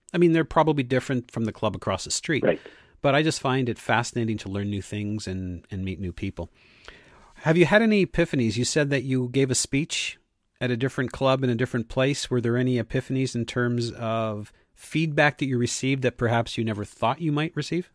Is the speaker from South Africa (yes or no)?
no; Canada; I was from Canada